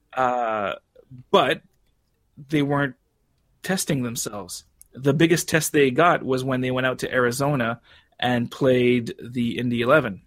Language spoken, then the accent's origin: English; Canada; as a Canadian